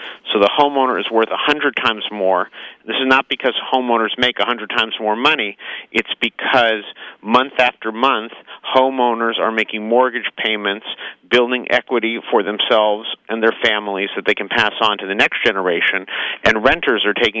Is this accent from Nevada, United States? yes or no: no; San Francisco, California, United States; I grew up in San Francisco. I'm 42 years old.